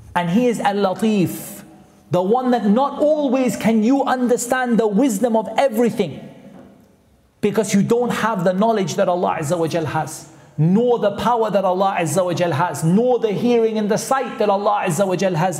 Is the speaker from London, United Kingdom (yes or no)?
no; Newcastle upon Tyne, North East England, United Kingdom; I'm from Newcastle, which is not that far away